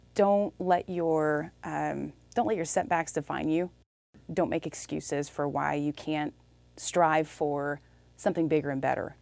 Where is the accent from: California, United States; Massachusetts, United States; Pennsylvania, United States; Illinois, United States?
Illinois, United States; moved away as an adult; also born or lived in Iowa; now in Austin, Texas, United States; I'm from Illinois, small town Illinois